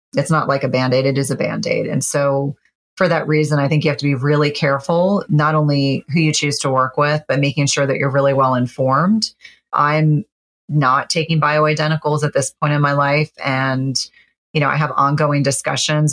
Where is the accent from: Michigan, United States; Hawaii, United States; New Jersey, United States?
New Jersey, United States; I grew up in New Jersey